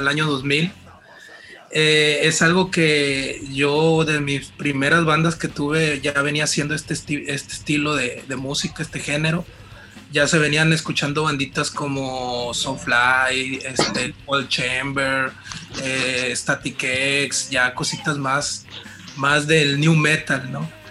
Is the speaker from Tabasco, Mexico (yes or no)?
no; Mazatlán, Sinaloa, Mexico; moved away as an adult; now in Culiacán, Mexico; yo vengo de Mazatlán, tengo 10 años viviendo aquí en Culiacán